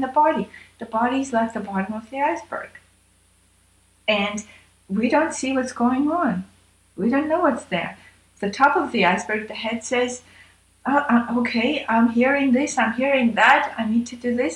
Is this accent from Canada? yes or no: no; Armenia; moved away; I was born in Armenia and had that different kind of a training